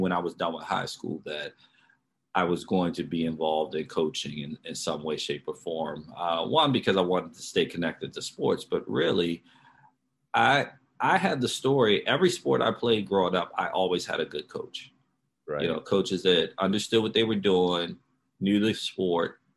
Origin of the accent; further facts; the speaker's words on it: Baltimore, Maryland, United States; I grew up in Baltimore, Maryland